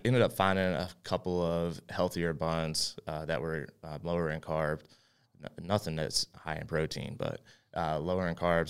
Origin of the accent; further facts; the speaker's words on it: West Virginia, United States; now in Charlotte, United States; From West Virginia originally.